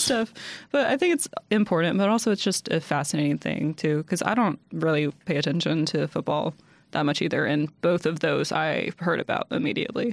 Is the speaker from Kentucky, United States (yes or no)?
yes; Louisville, Kentucky, United States; I'm from Louisville.